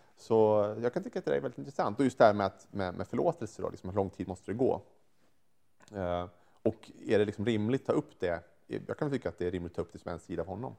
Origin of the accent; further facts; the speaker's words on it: Sweden; som svensk